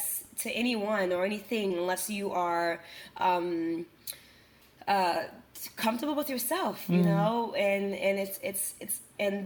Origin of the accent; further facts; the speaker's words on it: Senegal; English is a second language; now in New York, United States; back home in Senegal